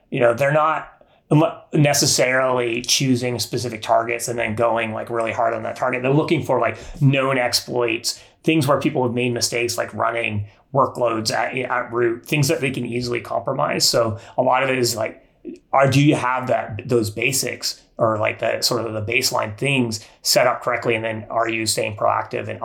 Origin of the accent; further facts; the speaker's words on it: Eastern Canada, Canada; now in California, United States; I grew up in Eastern Canada